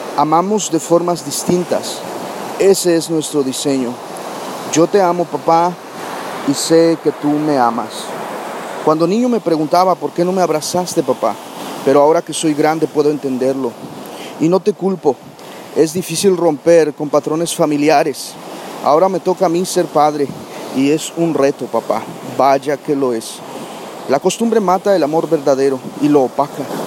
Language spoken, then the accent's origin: Spanish; Barra de Cazones, Veracruz, Mexico; me encuentro en, Barra de Cazones, el lugar de donde soy originario, eh, una comunidad al norte de, Veracruz